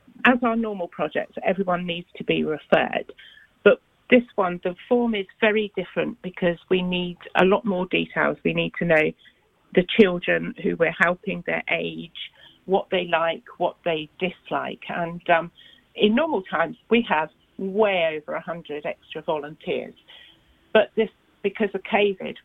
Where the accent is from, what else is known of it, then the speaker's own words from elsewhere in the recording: Southampton, South East England, United Kingdom; now in Pembrokeshire, United Kingdom; I'm originally from Southampton